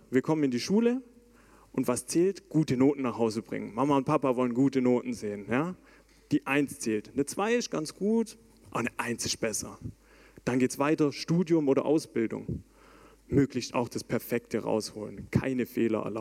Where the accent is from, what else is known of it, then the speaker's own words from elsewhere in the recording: Baden-Württemberg, Germany; Und wie oft habe ich als Schwabe schon gehört, dass ich eigentlich alles perfekt kann, außer Hochdeutsch?